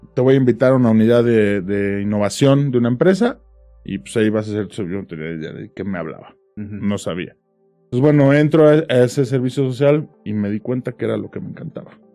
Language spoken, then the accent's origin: Spanish; Pachuca, Hidalgo, Mexico; yo soy de Pachuca